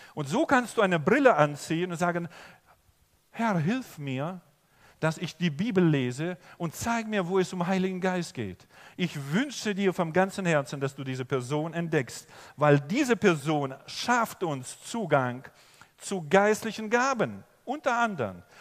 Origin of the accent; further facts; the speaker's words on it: Germany; also born or lived in Oberbergisches Land, North Rhine-Westphalia; ich komme aus Deutschland und ich bin Pastor